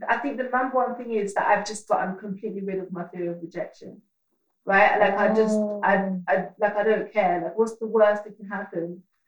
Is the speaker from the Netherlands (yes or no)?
yes; Netherlands; moved away; I grew up in Holland and then I came here at like quite a pivotal age as well.